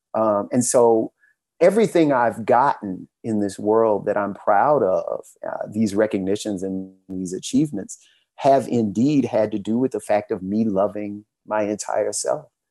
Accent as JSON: {"language": "English", "region": "Louisiana", "country": "United States", "moved": "yes", "lives_now": "Atlanta, United States", "said": "I'm from Louisiana"}